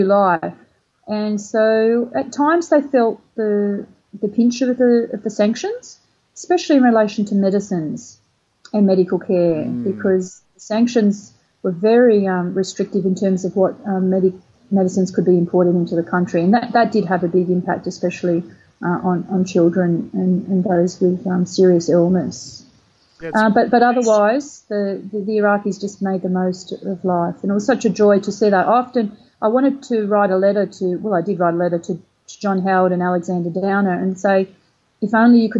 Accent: Australia; I was Australian

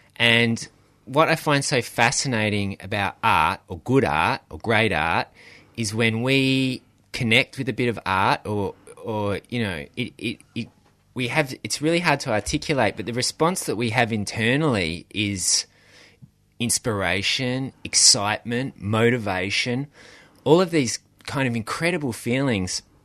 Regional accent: Australia; being Australian

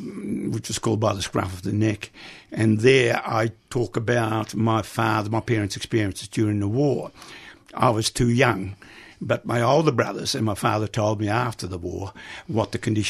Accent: Netherlands; now in Australia; So that was one reason why we emigrated from Holland to Australia.

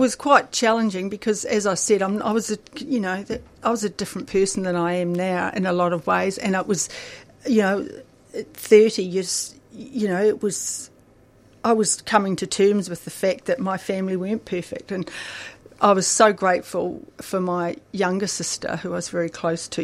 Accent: Akaroa, Canterbury, New Zealand; also born or lived in Christchurch, New Zealand; now in Melbourne, Australia; I grew up in a little country town in New Zealand called, which is a beautiful paradise called Akaroa

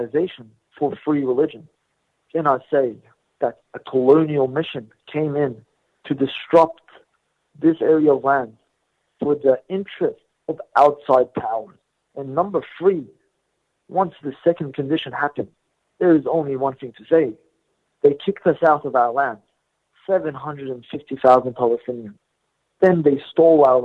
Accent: Australia; I was born here in Australia

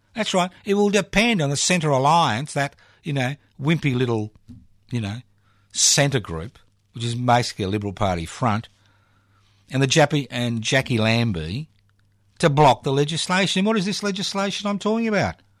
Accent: Australia

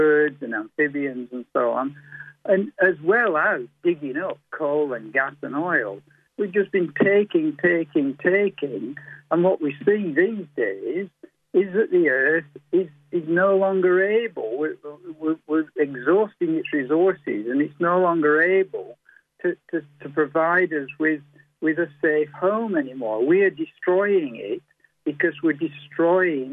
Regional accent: England, United Kingdom; now in Australia; I grew up in England

